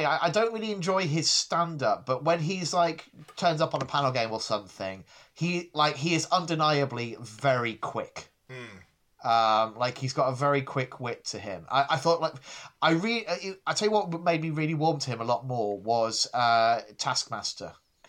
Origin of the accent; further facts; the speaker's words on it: England, United Kingdom; I mean, I grew up in the Midlands, so, I encountered it a fair bit.